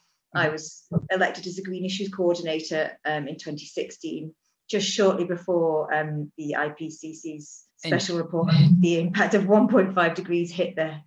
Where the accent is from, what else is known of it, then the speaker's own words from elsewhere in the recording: Isle of Man; also born or lived in England; So I guess I was born and raised on the Isle of Man. I went to university in England to two separate locations.